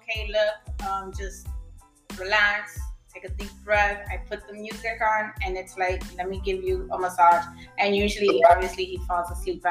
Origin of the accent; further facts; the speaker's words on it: New York, United States; You know, being Hispanic, you come from that background that the woman is in the kitchen. And even though I am Hispanic, but I'm American. I was born in New York.